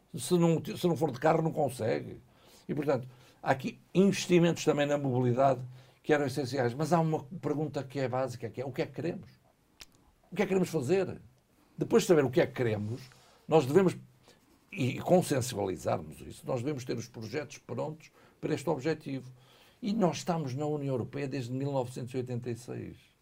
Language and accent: Portuguese; Minho, Norte, Portugal; sou minhoto, português e europeu